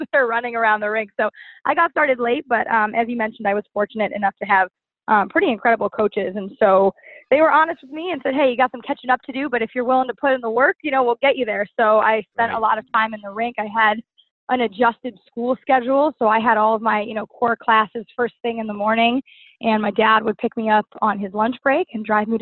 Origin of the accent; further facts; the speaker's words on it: Cleveland, Ohio, United States; moved away as an adult; now in Washington metropolitan area, United States; I'm originally from Cleveland, Ohio